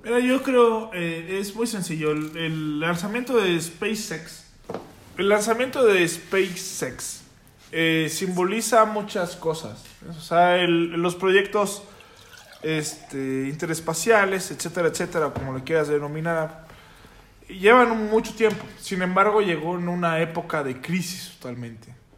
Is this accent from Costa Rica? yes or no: no; Mexico